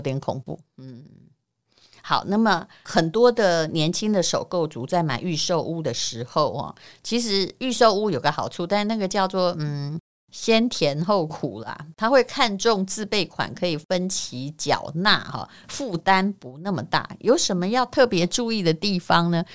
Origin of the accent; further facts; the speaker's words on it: Yilan County, Taiwan; 我们宜兰人